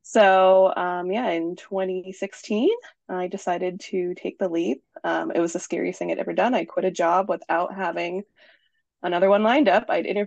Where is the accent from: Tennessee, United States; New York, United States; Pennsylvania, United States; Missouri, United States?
New York, United States; Finger Lakes area of; moved away as an adult; also born or lived in Albany, New York; now in Vermont, United States; I live in Vermont, but I am a New York native. I am from the Finger Lakes area of New York in a super teeny tiny town